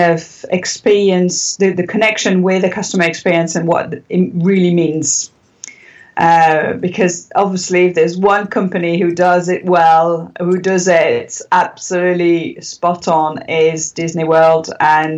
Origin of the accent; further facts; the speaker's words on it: south of France, France; also born or lived in Paris; we decided to move in the south of France when I was probably about 7 or 8